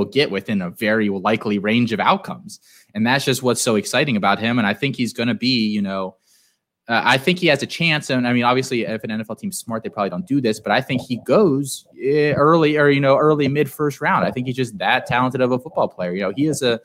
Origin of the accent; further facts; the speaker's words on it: Central Pennsylvania, United States; I grew up in Central Pennsylvania